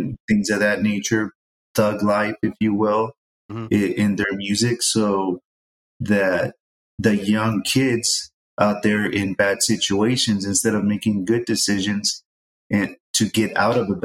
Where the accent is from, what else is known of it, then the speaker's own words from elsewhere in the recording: San Jose, California, United States; growing up in the East Side in San Jose